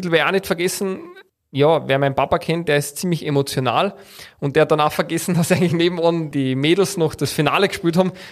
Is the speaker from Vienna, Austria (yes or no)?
no; Carinthia, Austria; wo man als Kärntner dann sage einmal, bessere Leistung als andere Bundesländer, die ich jetzt da nicht sage, bringen hat müssen, dass man reinkommt